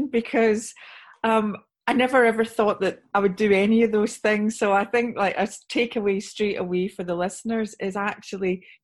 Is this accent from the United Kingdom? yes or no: yes; Scotland, United Kingdom; accent: Scottish; moved away as an adult; also born or lived in Somerset; now in Wiltshire, United Kingdom; So as you can hear by the accent, I'm Scottish